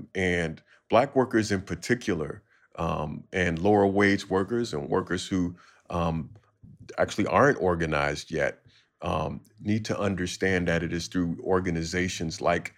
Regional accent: Chicago, Illinois, United States; And of course, I'm from Chicago, so it's always some house music in there.

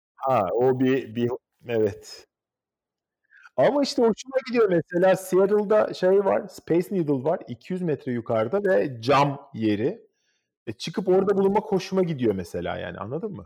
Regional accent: Istanbul, Turkey; moved away; also born or lived in Gelibolu, Çanakkale; Benim doğduğum ev olan Hacı Şükrü sokaktaki apartmanda duruyor Kadıköy'de modada.

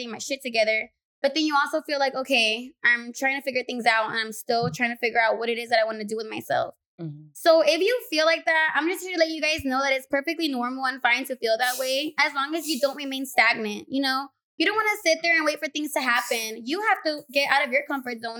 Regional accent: Los Angeles, California, United States; I was born and raised in South Central Los Angeles

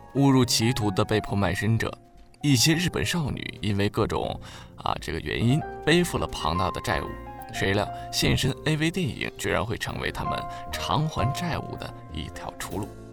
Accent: China; 我们中国人

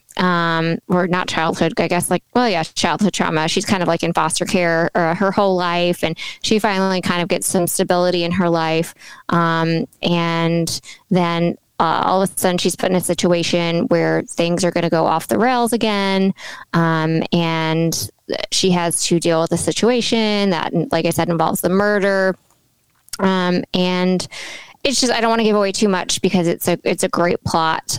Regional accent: Tennessee, United States; we're from Tennessee

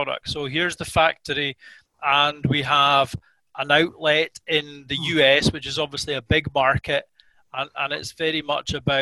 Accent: Scotland, United Kingdom; as Scottish consumers

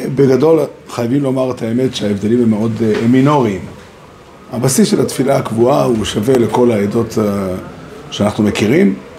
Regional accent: Israel; גדלתי פה בארץ

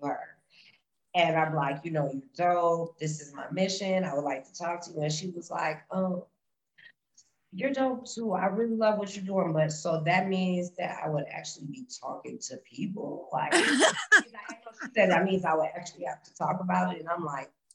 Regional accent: Minnesota, Midwest, United States; I'm from Illinois, Minnesota

